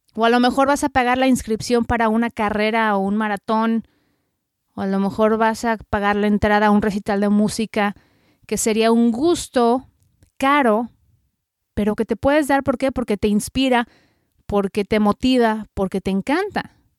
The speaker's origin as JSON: {"language": "Spanish", "country": "Mexico", "moved": "as an adult", "lives_now": "United States", "said": "soy periodista mexicana radicada en Estados Unidos ya desde hace 15 años"}